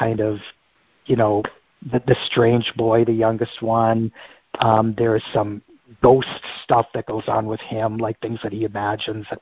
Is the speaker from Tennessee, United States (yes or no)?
no; Minnesota, United States; my life growing up in Minnesota